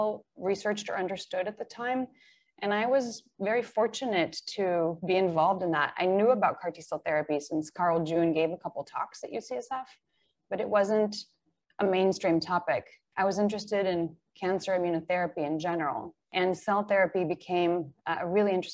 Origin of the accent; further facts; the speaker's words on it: Israel; moved away as an adult; also born or lived in Bay Area; now in Seattle, United States; I was born in Israel and went to the military and then traveled